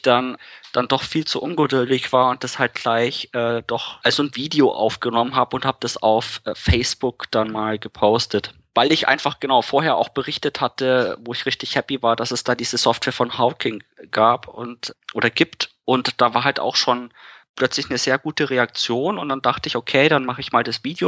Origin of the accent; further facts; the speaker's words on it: Ingolstadt, Bavaria, Germany; Ich bin aus Ingolstadt